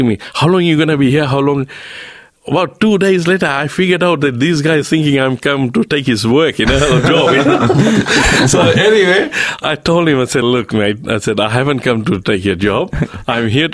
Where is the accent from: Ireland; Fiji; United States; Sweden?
Fiji; now in Australia; I'm from Fiji